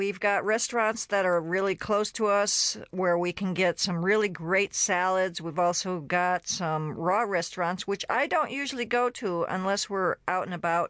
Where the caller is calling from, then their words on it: California, United States; I am calling in from California.